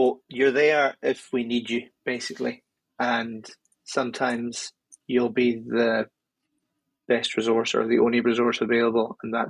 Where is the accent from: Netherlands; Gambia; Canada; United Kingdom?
United Kingdom; Stornoway, Scotland; also born or lived in Inverness; I'm from Stornoway, and I used to work in Inverness